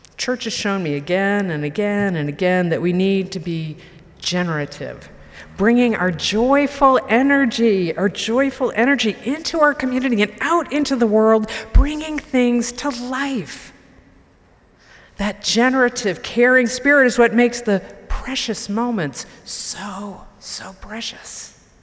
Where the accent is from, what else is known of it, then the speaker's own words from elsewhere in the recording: Marlborough, Massachusetts, United States; growing up in the Unitarian Universalist Church in Marlborough, Massachusetts